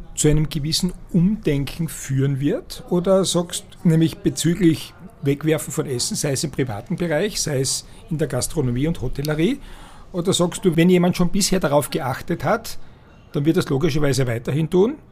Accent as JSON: {"language": "German", "region": "Styria", "country": "Austria", "said": "bei uns in der Steiermark sagt man Nudelwolker"}